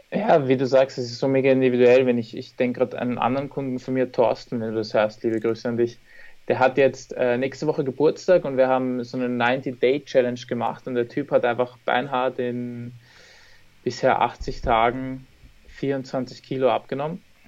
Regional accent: Vienna, Austria; Wien, also meine Heimatstadt, wo ich wohne

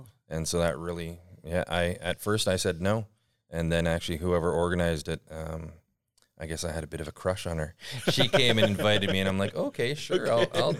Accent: Couch, United States; So as I mentioned, I grew up in Couch, and so there was only a few of us that had disabilities

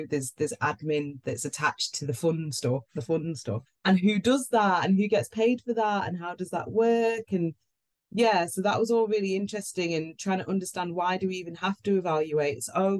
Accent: Manchester, North West England, United Kingdom; Yeah, I'm cool. Proper Manc.

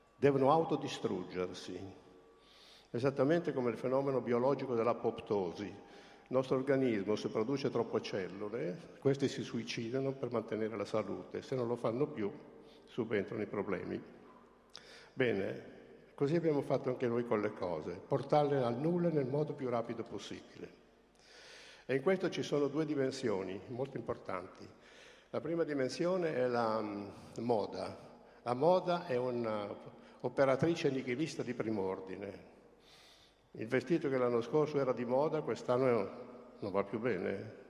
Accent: Lombardy, Italy; io non sono colpevole di essere nato in Lombardia

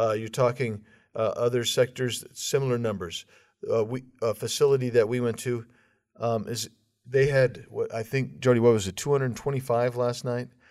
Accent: Arizona, United States; my home state of Arizona

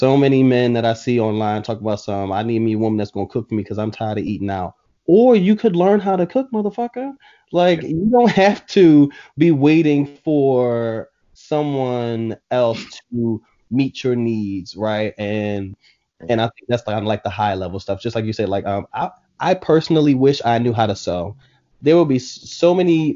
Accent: Philadelphia, Pennsylvania, United States; when I was growing up in Philly

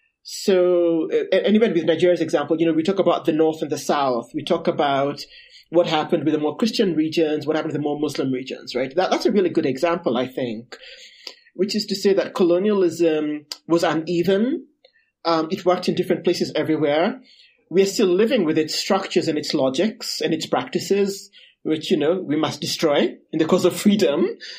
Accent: Nairobi, Kenya; also born or lived in United States; So I grew up in Nairobi. It's Kenya's major city. You know, all my schooling was in English.

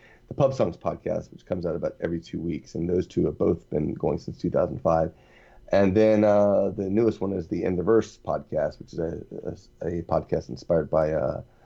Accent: Texas, United States; also born or lived in New Orleans / Birmingham; now in Atlanta, United States; I'm originally from Texas, moved to New Orleans

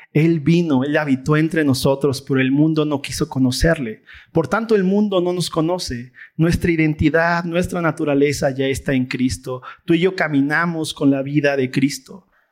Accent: Mexico; nuestra cultura folclórica mexa

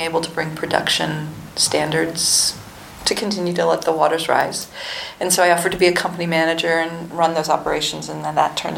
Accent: Ohio, United States; moved away as an adult; also born or lived in Kentucky; I was raised in Ohio

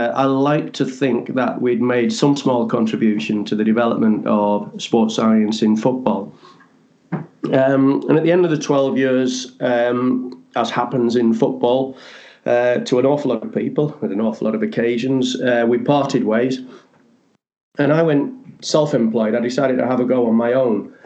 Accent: the Northeast, North East England, United Kingdom; I'm from the Northeast, as you can probably gather

